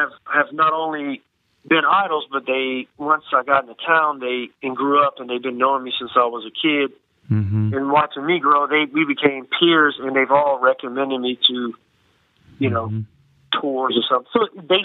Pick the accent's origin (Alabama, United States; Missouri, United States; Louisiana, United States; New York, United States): Louisiana, United States; Lafayette; now in New Orleans, United States; Oh, I was living in Lafayette. Yeah, I was actually born in Lafayette, Louisiana.